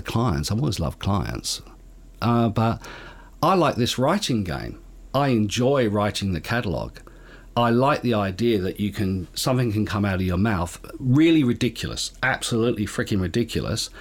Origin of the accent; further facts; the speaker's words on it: Perth, Western Australia, Australia; growing up in Perth, print was the main medium